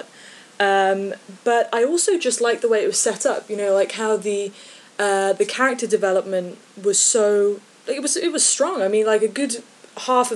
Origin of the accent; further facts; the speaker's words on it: Midlands, United Kingdom; now in Scotland, United Kingdom; I'm from the UK. I currently live in Scotland, but I'm originally from the Midlands. Like England area